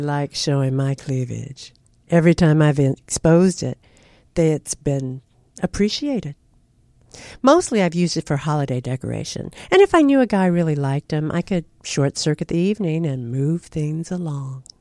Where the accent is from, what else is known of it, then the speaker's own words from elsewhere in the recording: California, United States; also born or lived in Kansas; I was born in the Midwest, but I was raised in California by a strict Midwestern father